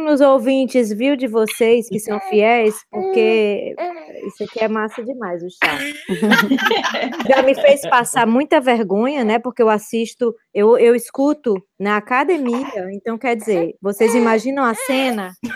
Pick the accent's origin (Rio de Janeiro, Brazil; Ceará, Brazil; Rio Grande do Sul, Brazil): Ceará, Brazil; moved away as an adult; also born or lived in Fortaleza / Bahia / São Paulo; now in Lisbon, Portugal; nós, a gente vem do Ceará, né? Nós somos muito alegres, espontâneos, hospitaleiros